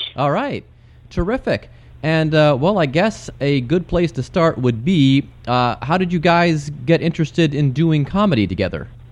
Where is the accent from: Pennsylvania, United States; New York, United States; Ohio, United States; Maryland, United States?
Ohio, United States; Cleveland; my hometown of Cleveland